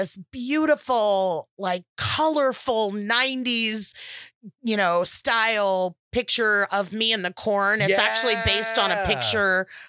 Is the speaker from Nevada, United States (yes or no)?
no; California, United States; So I'm super from the Valley today. I am from the San Fernando Valley where Valley girls come from.